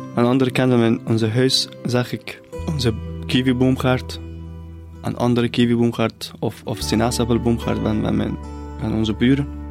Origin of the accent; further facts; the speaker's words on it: near the Caspian Sea, northern Iran, Iran; Dutch is a second language; moved away as an adult; now in Belgium; Ik ben opgegroeid in het noorden van Iran, dicht bij de Kaspische Zee